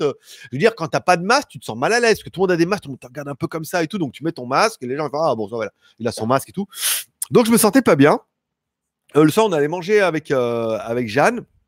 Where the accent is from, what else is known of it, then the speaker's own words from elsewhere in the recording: France; je suis français, moi. Moi, français, depuis bi, depuis biberon